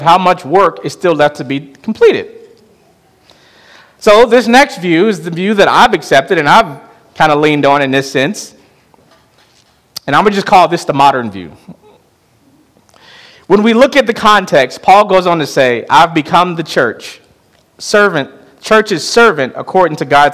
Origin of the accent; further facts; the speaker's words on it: Chicago, Illinois, United States; moved away; my hometown of Chicago